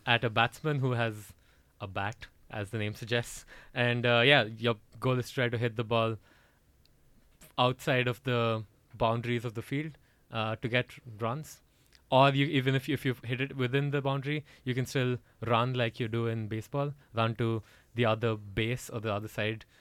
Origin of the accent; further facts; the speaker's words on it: Bhubaneswar, Odisha, India; moved away as an adult; now in Gothenburg, Sweden; I'm from the east coast of India. Actually, uh, it's a city called Bhubaneswar uh, in the state called Odisha